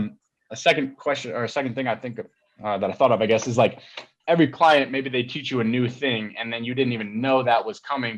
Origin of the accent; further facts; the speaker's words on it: Colorado, United States; moved away; also born or lived in Atlanta, Georgia, United States; I was born there, not this one, but the other one. And then we moved to Colorado when I was younger, but like, I was born in Atlanta